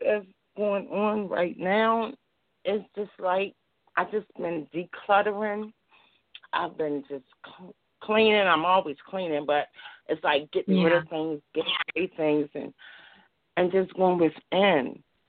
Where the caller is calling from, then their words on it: Baltimore, Maryland, United States; I'm calling from Baltimore.